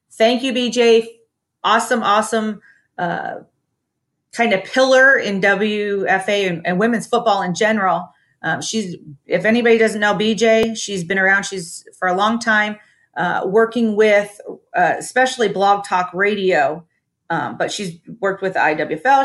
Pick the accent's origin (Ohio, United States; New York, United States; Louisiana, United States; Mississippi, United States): Ohio, United States; my home state of Ohio.